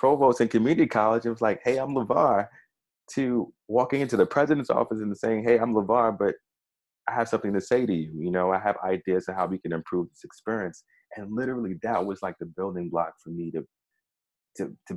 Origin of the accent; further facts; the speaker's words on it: New York City, New York, United States; growing up in Brownsville in Brooklyn